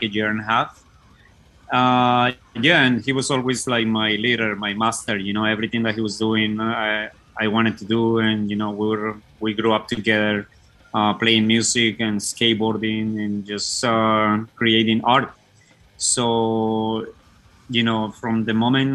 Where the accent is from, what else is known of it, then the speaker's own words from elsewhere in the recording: Bogotá, Colombia; moved away as an adult; now in United States; I founded the band …, or …, as we say it in Colombia, with my brother and another guy in the neighborhood where we were living in Bogota